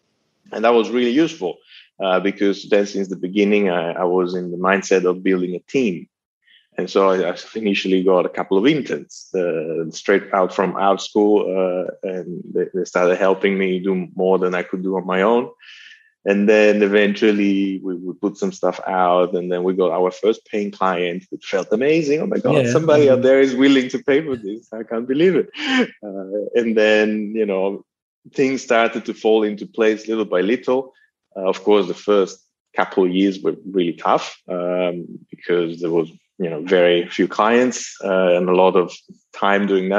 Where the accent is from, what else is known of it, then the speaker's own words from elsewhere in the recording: Italy; accent: Italian; moved away; my Italian accent